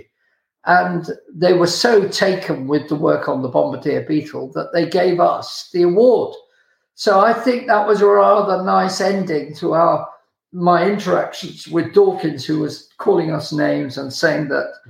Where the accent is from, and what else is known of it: United Kingdom